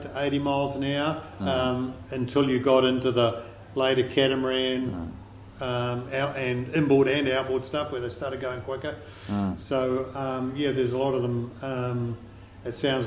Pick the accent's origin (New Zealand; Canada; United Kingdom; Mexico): New Zealand; Wellington; growing up in Wellington, growing up in the eastern suburbs